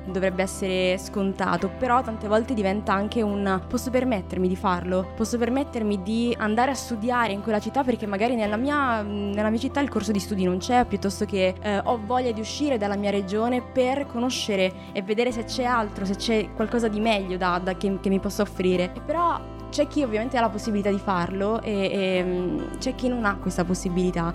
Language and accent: Italian; Calabria, Italy; moved away as an adult; now in Pisa, Italy; sono calabrese, però mi sono trasferita quando ho finito le scuole superiori a Pisa in Toscana